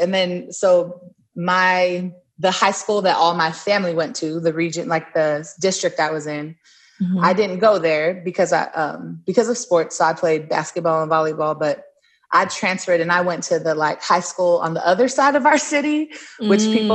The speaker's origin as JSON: {"language": "English", "area": "Inland Empire", "region": "Southern California", "country": "United States", "tie": "born or raised there", "also_born_or_lived": "Long Beach, California", "said": "I grew up in so the Inland Empire"}